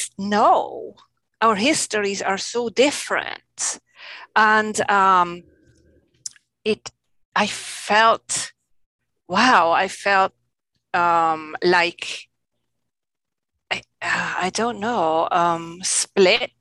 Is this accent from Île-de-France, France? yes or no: no; Alsace, Grand Est, France; now in Maryland, United States; I grew up with a wide view of hills, the Alsace to be specific.